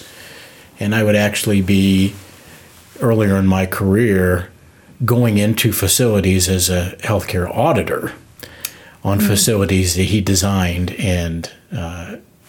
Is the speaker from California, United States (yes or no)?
no; Plattsmouth, Nebraska, United States; also born or lived in Omaha, Nebraska / Winter Park, Florida; now in York County, United States; I'm from Plattsmouth, Nebraska